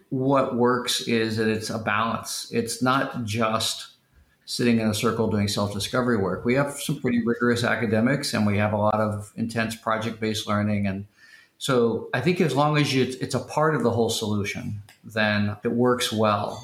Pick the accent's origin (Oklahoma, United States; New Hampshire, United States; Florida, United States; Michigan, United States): Oklahoma, United States; Tulsa; I grew up in Tulsa, Oklahoma